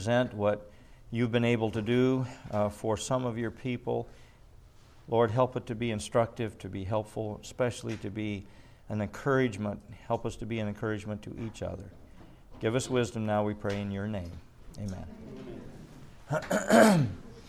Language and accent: English; Midwest, United States; moved away; also born or lived in California; I grew up in the Midwest